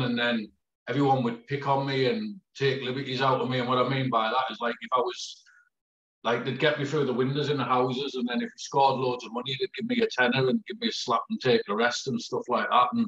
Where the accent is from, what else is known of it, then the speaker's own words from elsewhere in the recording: Peterlee, North East England, United Kingdom; also born or lived in Middlesbrough; I was born in Middlesbrough, but my mum had to flee from Middlesbrough for me dad. And so she ended up in Peak Lee in County Durham. And I sort of grew up there